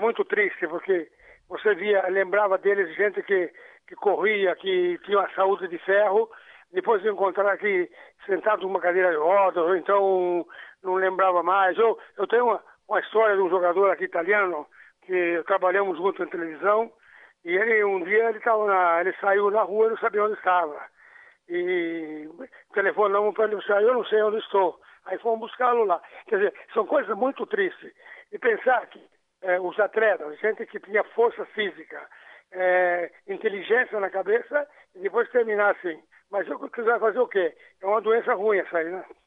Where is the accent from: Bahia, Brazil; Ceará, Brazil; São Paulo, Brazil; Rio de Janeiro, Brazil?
São Paulo, Brazil; Piracicaba; moved away as an adult; also born or lived in Italy; eu e o Coutinho nascemos em Piracicaba